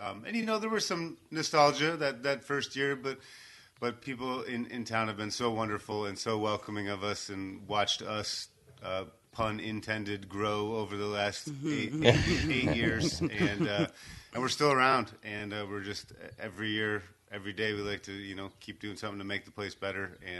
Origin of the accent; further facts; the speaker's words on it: Chicago, Illinois, United States; moved away as an adult; now in Saugatuck, United States; I grew up in the Chicago area.